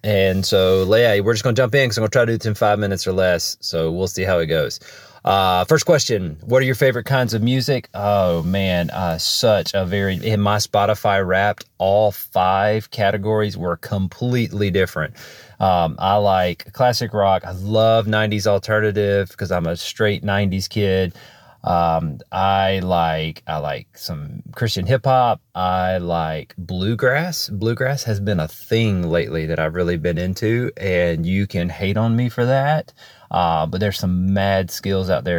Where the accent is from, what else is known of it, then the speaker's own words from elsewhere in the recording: Alabama, United States; I am from Alabama